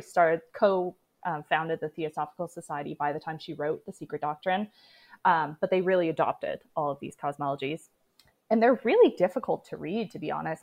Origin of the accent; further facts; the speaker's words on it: Canada; I am Canadian